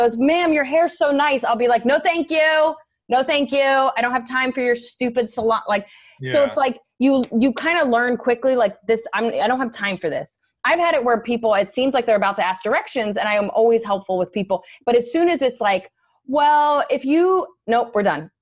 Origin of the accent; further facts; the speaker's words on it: New Jersey, United States; also born or lived in New York City; now in New York, United States; I'm originally from Jersey. I've been in New York for almost 20 years now.